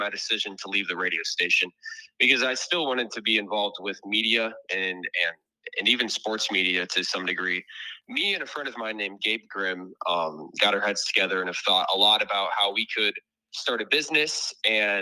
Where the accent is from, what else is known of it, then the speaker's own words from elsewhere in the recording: Garner, Iowa, United States; Garner. It's north central Iowa